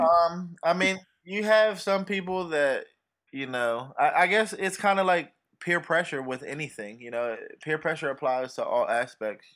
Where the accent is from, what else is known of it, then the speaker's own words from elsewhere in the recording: United States; I grew up in Chil, you know, Chillum Riggs Park